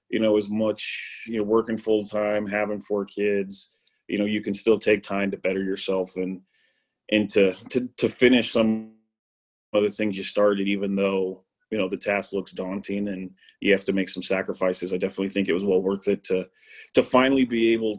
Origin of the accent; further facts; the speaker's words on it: Draper, Utah, United States; I was born born and raised in Draper, Utah.